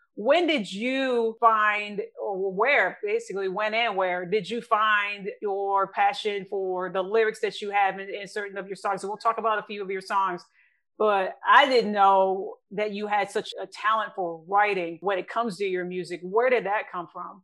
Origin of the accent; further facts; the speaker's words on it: Lansing, Michigan, United States; That is also my hometown